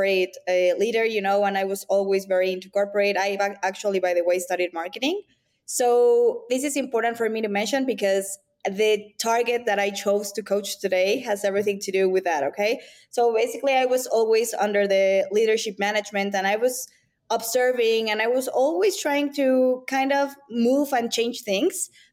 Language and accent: English; Mexico City, Mexico; moved away as an adult; also born or lived in New York; I was born and raised in Mexico City. I am Mexican and Latin